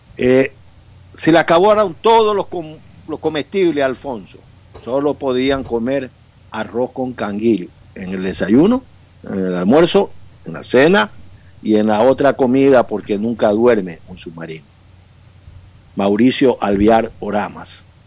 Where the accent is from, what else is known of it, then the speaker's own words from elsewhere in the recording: Manabí, Ecuador; also born or lived in Quito; now in Guayaquil, Ecuador; Yo pues nací en Manabí, tengo una buena idea de mi tierra, me eduqué en Quito y tengo 35 años viviendo en Guayaquil